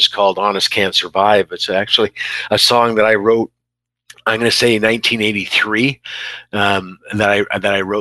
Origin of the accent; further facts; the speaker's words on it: Exeter, Ontario, Canada; also born or lived in Oshawa; we grew up in Exeter, Ontario